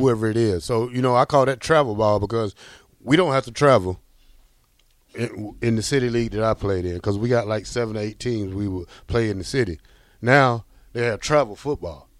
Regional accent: Georgia, United States; moved away; I'm from Georgia

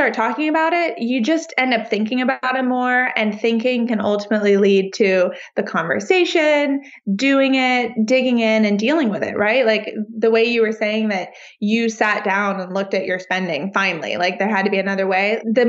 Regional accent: New York, United States; now in Austin, United States; I mean right next to me because I'm still a New Yorker and that I don't drive.

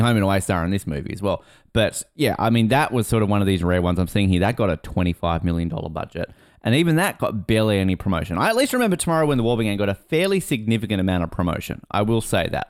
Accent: Australia; I think most Australians of my age read these books in the nineties.

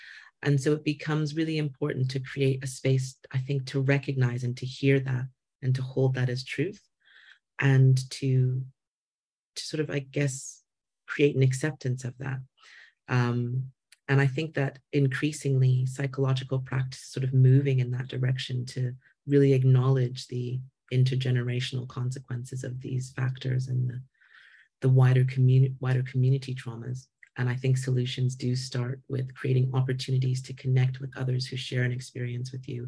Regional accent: Canada; I hear that and feel that as a Canadian wo

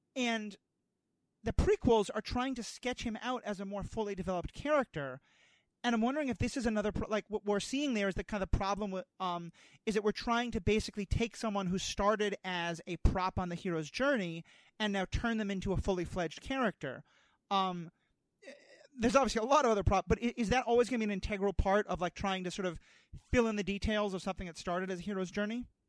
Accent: New York City, New York, United States; moved away; I grew up in New York City. I used to live there

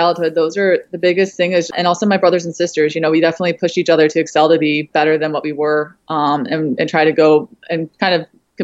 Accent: Toledo, Ohio, United States; moved away as an adult; now in New York, United States; I actually grew up in Toledo, Ohio, and was there until about 20 years old. And then I moved to New York

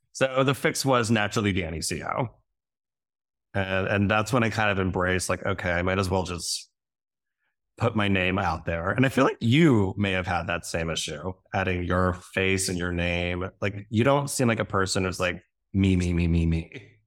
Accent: Reading, Pennsylvania, United States; my hometown of Reading, Pennsylvania.

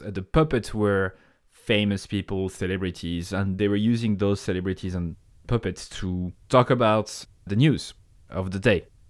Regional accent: France; accent: French; English is a second language; moved away as an adult; now in Ireland; I have a French accent. I come from France

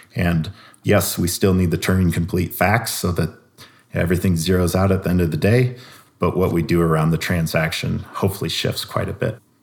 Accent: Iowa, United States; I'm from Iowa

